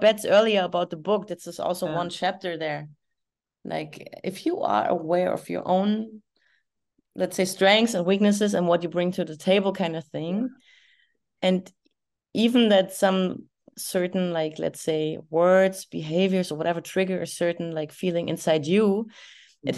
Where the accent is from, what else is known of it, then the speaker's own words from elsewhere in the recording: Berlin, Germany; now in Florida, United States; I'm East German, I'm from East Berlin.